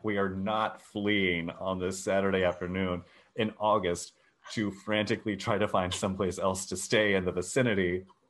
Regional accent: Texas, United States; growing up in Texas.

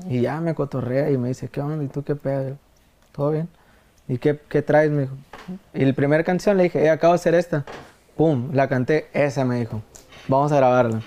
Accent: Mexicali, Baja California, Mexico; Mexicali, yo estoy nacido en Mexicali, Baja California

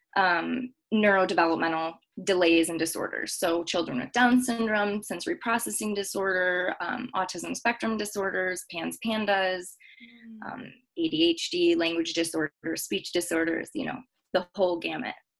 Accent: Michigan, United States; now in Denver, United States; I was born and raised in Michigan.

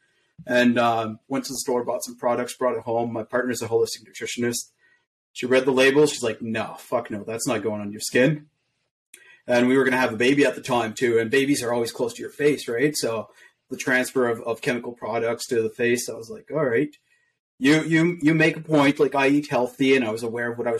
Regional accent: Montreal, Quebec, Canada; So I grew up in Quebec, born in Quebec, Montreal. So I learned French and English at the same time.

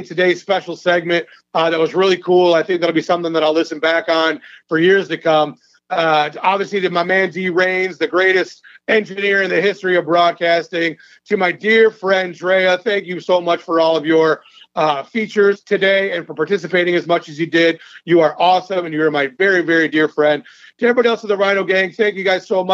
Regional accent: Michigan, United States; I'm from Michigan

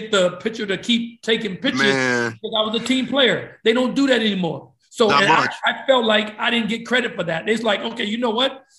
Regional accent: East Chicago, Indiana, United States; growing up in East Chicago, Indiana

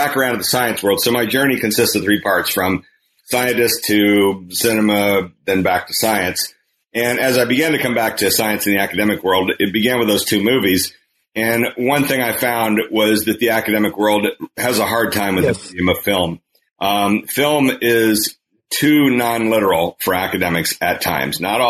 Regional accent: Kansas, United States; moved away; primarily in the state of Kansas, my home state.

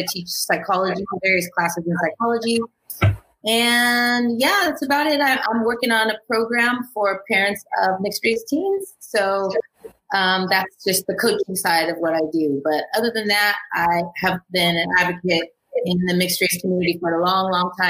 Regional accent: California, United States; I am a psychologist out here in Los Angeles. I'm born and raised in Cali, so I'm a native here

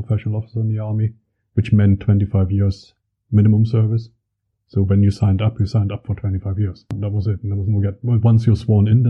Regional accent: Schönebeck, Saxony-Anhalt, Germany; I was born in 1968. So obviously, you know, mostly grew up throughout the 70s and 80s in East Germany. Lived in a tower block, basically. Small tower block

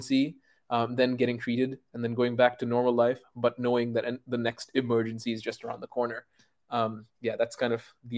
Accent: Qatar; I grew up in Qatar, of all places

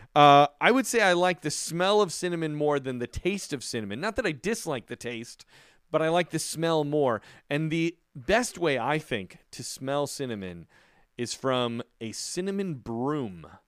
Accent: Chicago, Illinois, United States; moved away; also born or lived in New York / California / Florida; growing up in Chicago and many years, uh, living in New York

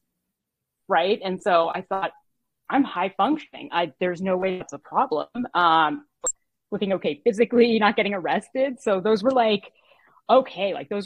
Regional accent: Toronto, Ontario, Canada; moved away as an adult; now in Boston, United States; I'm Canadian. I was born in Toronto. I moved to Boston when I was 20 and I stayed

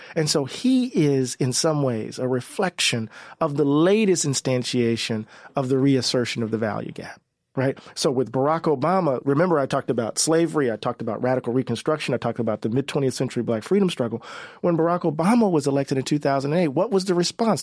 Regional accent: Mississippi, United States; we're from Mississippi

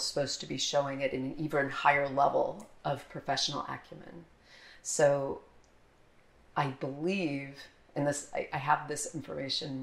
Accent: near the Air Force Academy, Colorado, United States; also born or lived in Philadelphia; now in Tallahassee, United States; I grew up near the Air Force Academy

